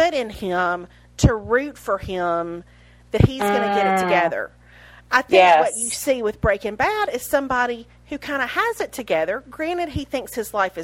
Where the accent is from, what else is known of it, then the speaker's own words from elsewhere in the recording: Mississippi, United States; moved away; go to Mississippi Saturday because I thought I was going to my hometown